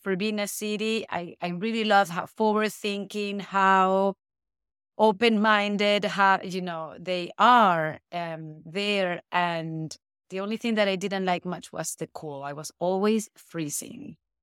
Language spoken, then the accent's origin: English; Caracas, Capital District, Venezuela; also born or lived in Europe; now in Hawaii, United States; I'm from Venezuela. I was born and raised in Caracas.